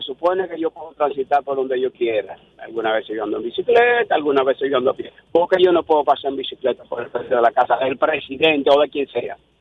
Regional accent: Dominican Republic; yo soy dominicano.

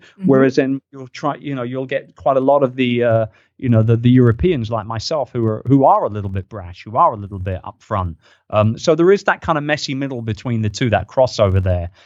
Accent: United Kingdom; I'm a Brit

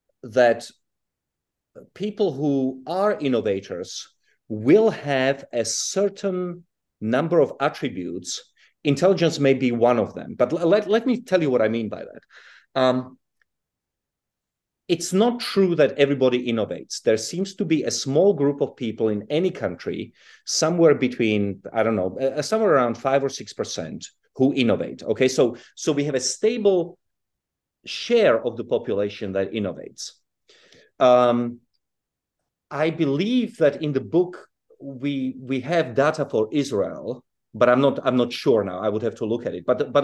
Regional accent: Czechia; also born or lived in South Africa / United Kingdom; well, I was born in Europe, but I grew up in Czechoslovakia and in South Africa and then in Britain.

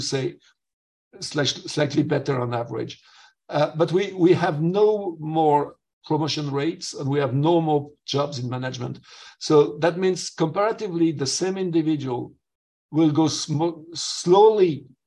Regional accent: southwest France, France; now in Brussels, Belgium; I'm a farmer from Southwest France

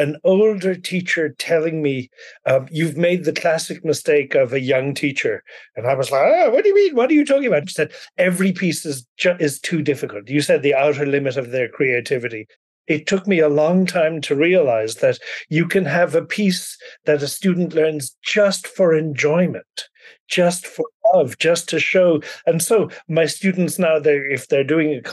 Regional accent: Ireland; moved away as an adult; now in United States; I grew up in Ireland, even though I've lived in the US since 1984.

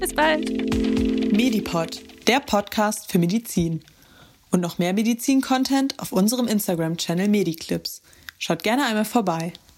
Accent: near Dresden, Saxony, Germany; moved away as an adult; now in Hanover, Germany; ich komme ursprünglich aus der Nähe von Dresden und ich studiere jetzt aber in Hannover im Master Biomedizin

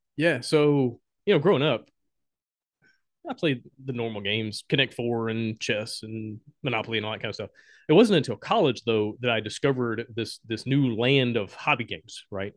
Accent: Alabama, United States; moved away as an adult; also born or lived in Honduras; I'm from Alabama

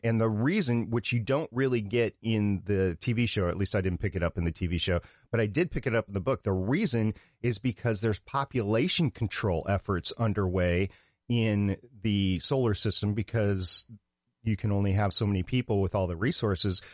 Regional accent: Minnesota, United States; moved away; also born or lived in Brooklyn, New York; I grew up in Minnesota

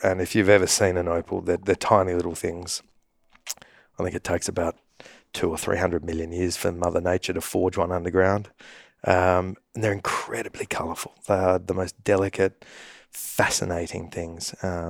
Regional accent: Sydney, New South Wales, Australia; growing up in Sydney, Australia, I spend a lot of time in the outdoors

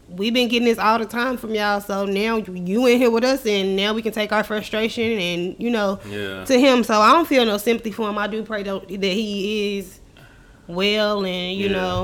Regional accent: Chicago, Illinois, United States; moved away as an adult; now in Houston, United States; we come from Chicago

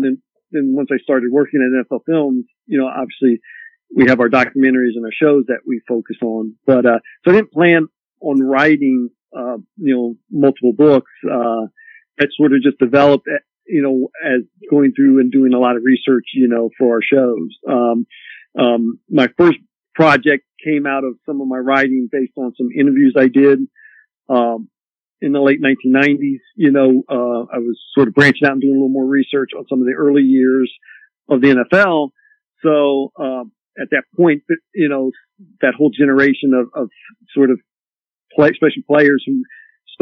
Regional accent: Columbus, Ohio, United States; moved away; I grew up in Columbus, you know, being a huge Ohio State football fan

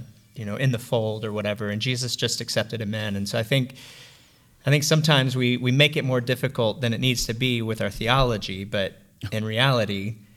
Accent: the South, United States; I'm from the South

